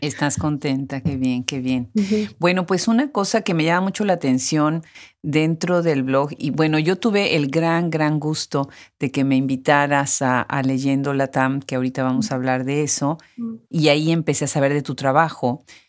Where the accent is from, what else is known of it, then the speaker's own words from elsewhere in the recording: Mexico; mi país natal, a México